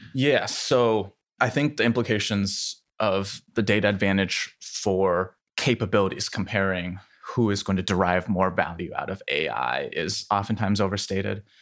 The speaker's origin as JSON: {"language": "English", "town": "Iowa City", "region": "Iowa", "country": "United States", "tie": "born or raised there", "also_born_or_lived": "Shanghai, China", "said": "I was born in Shanghai and then moved to Iowa City when I was three"}